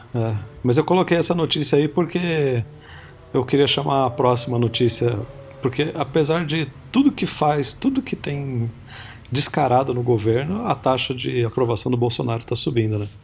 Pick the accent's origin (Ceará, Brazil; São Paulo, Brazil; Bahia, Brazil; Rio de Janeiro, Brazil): São Paulo, Brazil; Piracicaba; é Piracicaba, Foró, essa é minha cidade natal